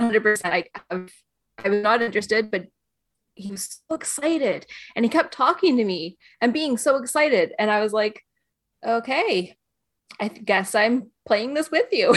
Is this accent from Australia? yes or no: no; Canada; now in Northern Ireland, United Kingdom; I'm, uh, Canadian. I live in Northern Ireland, but I also live in Canada.